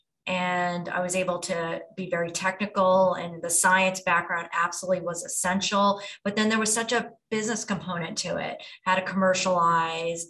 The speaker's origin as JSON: {"language": "English", "country": "United States", "tie": "born or raised there", "also_born_or_lived": "New Jersey", "moved": "as an adult", "lives_now": "Atlanta, United States", "said": "I'm in Atlanta now, but at the time I grew up in New York and New Jersey"}